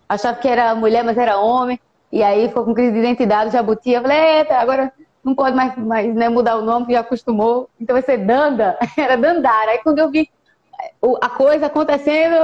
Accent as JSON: {"language": "Portuguese", "region": "interior of Pernambuco", "country": "Brazil", "said": "Eu sou ribeirinha, sertaneja, sou aqui do interior do estado de Pernambuco"}